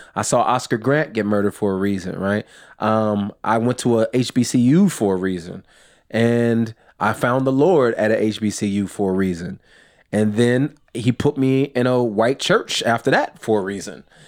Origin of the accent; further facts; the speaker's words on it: outside Los Angeles, California, United States; I grew up in California, well, outside Los Angeles